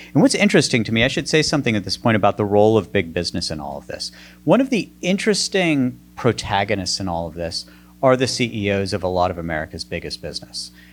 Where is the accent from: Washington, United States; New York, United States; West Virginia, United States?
West Virginia, United States; moved away; I grew up in the coal filled hills of West Virginia.